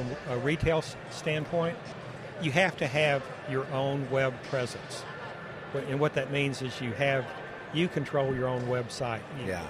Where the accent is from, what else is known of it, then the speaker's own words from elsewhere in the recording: Dallas, Texas, United States; now in Portland, United States; Yeah, I moved up here from Texas.